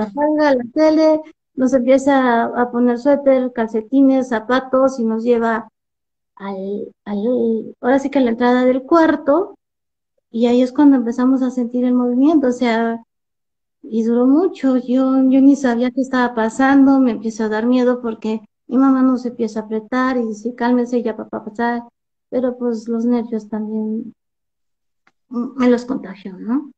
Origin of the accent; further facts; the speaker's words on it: Mexico City, Mexico; now in Metepec, Mexico; Soy originaria de la Ciudad de México. Este, aunque ahora radico en, el Estado de México, en Metepec